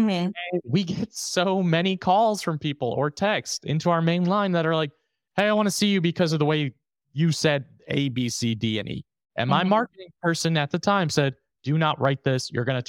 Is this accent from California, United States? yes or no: no; New York, United States; I'm from New York.